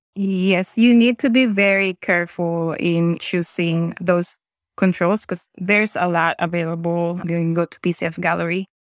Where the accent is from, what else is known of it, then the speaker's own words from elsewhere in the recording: Philippines; moved away as an adult; also born or lived in Singapore / New Zealand; now in Wellington, New Zealand; I now live in New Zealand, but I'm originally from the Philippines